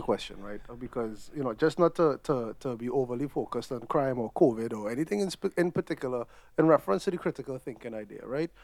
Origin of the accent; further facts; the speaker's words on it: Trinidad & Tobago; moved away; growing up in Trinidad